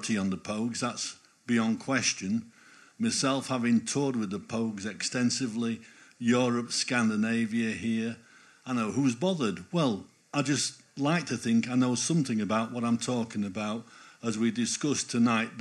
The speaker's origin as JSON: {"language": "English", "town": "Normanton", "region": "Yorkshire and the Humber", "country": "United Kingdom", "moved": "yes", "lives_now": "Harrogate, United Kingdom", "said": "I'm from Normanton"}